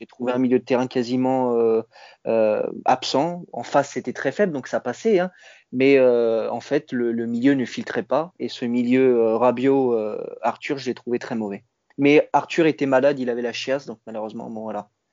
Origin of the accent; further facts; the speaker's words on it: Italy; en tant qu'Italien